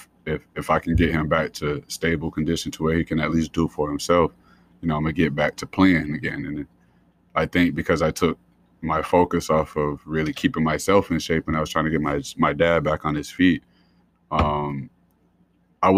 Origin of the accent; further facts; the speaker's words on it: Columbus, Georgia, United States; moved away as an adult; also born or lived in Providence, Rhode Island / North Carolina; now in Rhode Island, United States; So I grew up in Columbus, Georgia, originally from Providence, Rhode Island. Spent really pretty much all my childhood, all my teenage years in Georgia